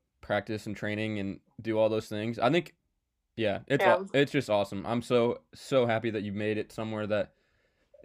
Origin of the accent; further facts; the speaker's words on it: Indianapolis, Indiana, United States; we're both from Indy.